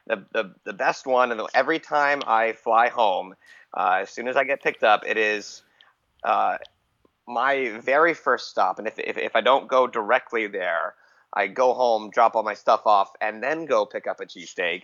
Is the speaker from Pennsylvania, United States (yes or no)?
yes; Allentown, Pennsylvania, United States; moved away as an adult; also born or lived in Lehigh Valley; now in Florida, United States; I'm not actually from Philadelphia. I live like an hour outside of Philly. I'm from Allentown.